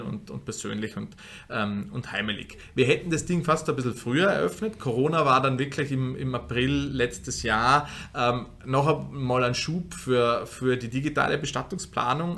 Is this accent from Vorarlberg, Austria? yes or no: yes; Vorarlberg, Austria; moved away as an adult; now in Vienna, Austria; gebürtiger Vorarlberger